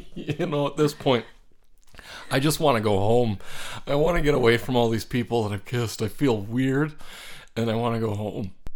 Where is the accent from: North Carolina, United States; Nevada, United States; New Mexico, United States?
New Mexico, United States; I grew up in Nuevo Mexico, there are ponderosa pine trees